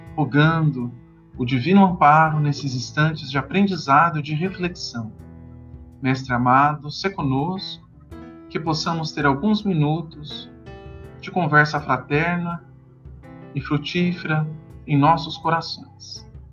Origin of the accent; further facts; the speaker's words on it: Brazil; accent: Brazilian; now in Charlotte, United States; nós somos brasileiros que estão no exterior, que estão fora do Brasil